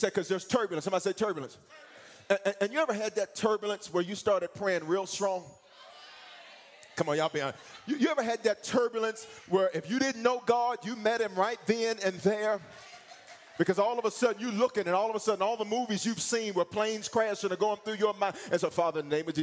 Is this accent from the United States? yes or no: yes; the South, United States; I'm from the South, and in the South, we don't say, have your seat.